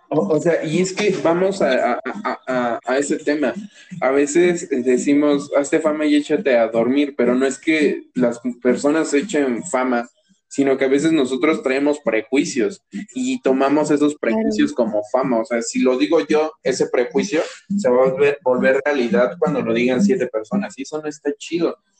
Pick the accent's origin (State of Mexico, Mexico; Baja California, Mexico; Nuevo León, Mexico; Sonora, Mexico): State of Mexico, Mexico; Toluca; yo nací aquí en Toluca